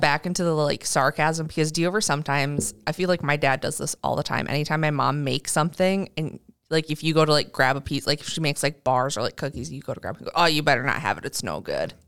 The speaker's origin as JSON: {"language": "English", "town": "Fargo", "region": "North Dakota", "country": "United States", "said": "Fargo, North Dakota"}